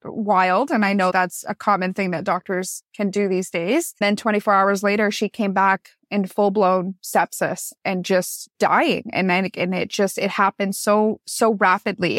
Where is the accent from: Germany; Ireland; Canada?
Canada; Newmarket, Ontario; now in Niagara, Canada; I grew up in Newmarket, Ontario, Canada. I moved down to Niagara to actually go to school, and then I met my now husband, and I never went back home after